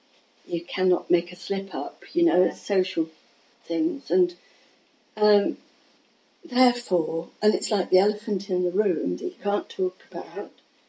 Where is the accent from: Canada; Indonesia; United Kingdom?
United Kingdom; Manchester, North West England; We came from the Manchester area.